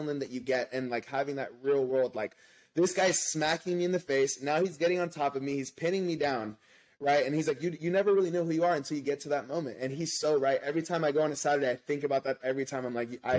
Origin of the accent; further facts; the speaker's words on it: Los Angeles, California, United States; now in North County San Diego, United States; My hometown is